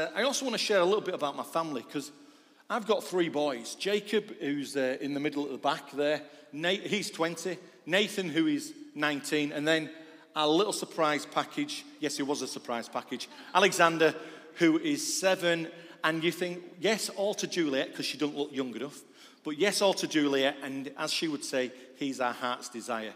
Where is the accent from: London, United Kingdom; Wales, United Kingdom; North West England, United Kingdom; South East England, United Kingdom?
North West England, United Kingdom; Manchester; moved away; also born or lived in Yorkshire; I'm a Mancunian. I was born in Manchester